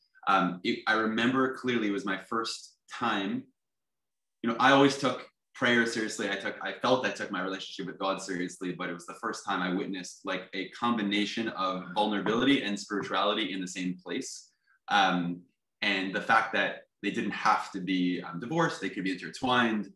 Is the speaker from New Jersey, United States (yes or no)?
yes; Teaneck, New Jersey, United States; moved away as an adult; also born or lived in East Village, New York; now in New York, United States; I grew up in Teaneck, New Jersey